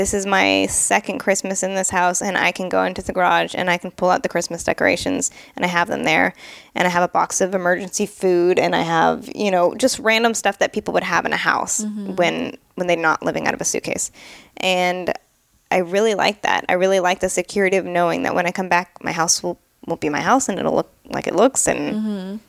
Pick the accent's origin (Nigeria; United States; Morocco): United States; San Jose, California; also born or lived in New Hampshire / England; I was born in San Jose, California, but I believe when I was 10, I moved to New Hampshire for a year. Then my mom liked to just move everywhere. I lived in England for 4 or 5 years for high school. I lived all around the Bay Area.